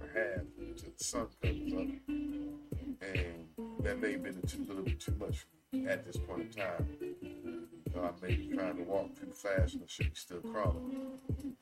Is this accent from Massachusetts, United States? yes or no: no; New Jersey, United States; I'm from New Jersey